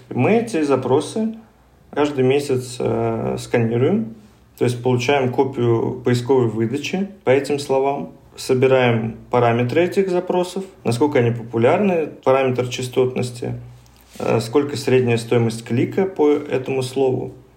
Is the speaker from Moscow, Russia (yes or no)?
yes; Moscow, Russia; я коренной москвич